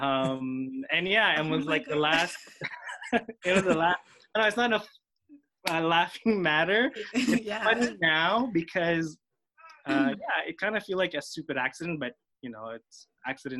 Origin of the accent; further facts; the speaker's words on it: Philippines; first language Filipino; English is a second language; now in Montreal, Canada; when I grew up in the Philippines, I was just, you know, I'm a Filipino in the Philippines, surrounded by Tagalog-speaking people